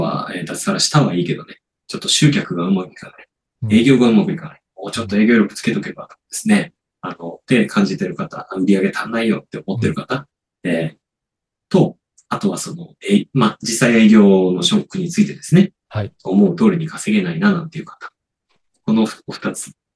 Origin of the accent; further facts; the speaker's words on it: Niigata, Japan; 僕、出身新潟なので。